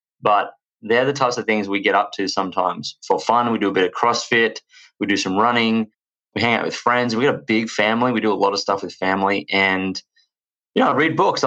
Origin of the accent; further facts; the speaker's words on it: Australia; accent: Australian; As you can tell from my accent, I am from Australia